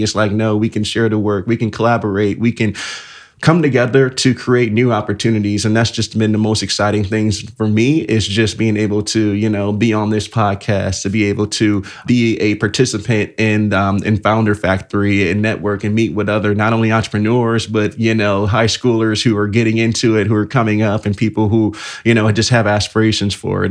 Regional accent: Elkhart, Indiana, United States; I am from Elk Garden, Indiana, born and raised. So the city with the heart

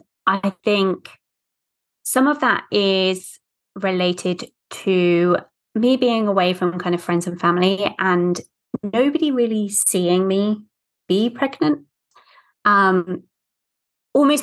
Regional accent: United Kingdom; accent: British; moved away as an adult; now in United States; as you can tell from my accent, I'm British, but I'm actually living in the States, away from kind of friends and family

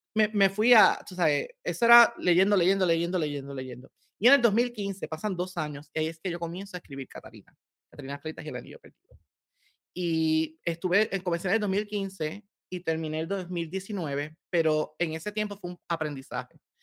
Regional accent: Corozal, Puerto Rico; moved away as an adult; yo vengo de un hermoso pueblo en Puerto Rico que se llama Corozal. Mm. Eh, allí en la montaña, en el centro, este, ahí, viví hasta mis 24 años

